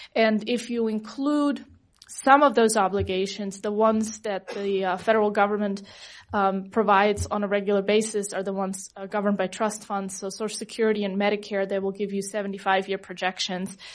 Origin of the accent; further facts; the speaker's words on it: Germany; now in United States; I come from Germany